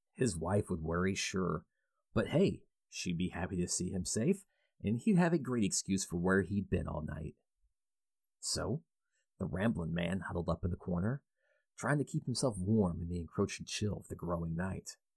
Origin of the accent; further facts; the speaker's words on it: Louisville, Kentucky, United States; residing in my hometown of Louisville